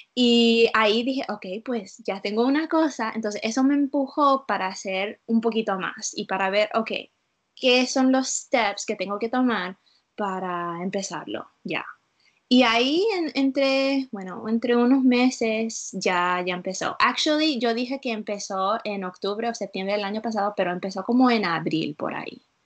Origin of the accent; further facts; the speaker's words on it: Utah, United States; Spanish is a second language; also born or lived in South Florida; now in Florida, United States; viviendo en la sur de la Florida, pero vengo de las montañas de Utah. So, yo soy de la otra parte de los Estados Unidos